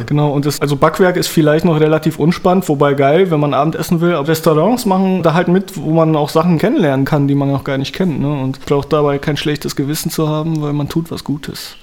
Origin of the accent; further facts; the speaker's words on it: Dortmund, North Rhine-Westphalia, Germany; bei uns in Dortmund